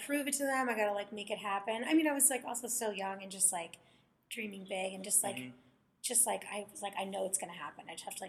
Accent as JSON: {"language": "English", "region": "California", "country": "United States", "tie": "born or raised there", "moved": "as an adult", "said": "I grew up in California."}